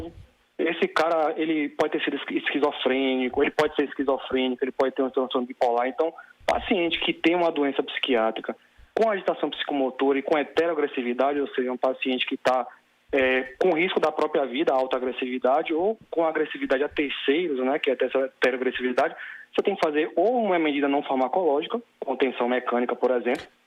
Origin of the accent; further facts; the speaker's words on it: Salvador, Bahia, Brazil; sou de Salvador, Bahia